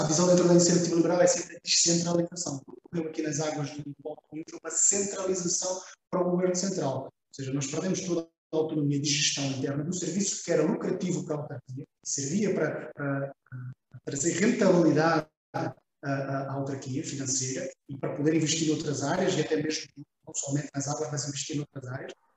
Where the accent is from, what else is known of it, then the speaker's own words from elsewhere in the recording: Viana do Castelo, Portugal; eu como vianense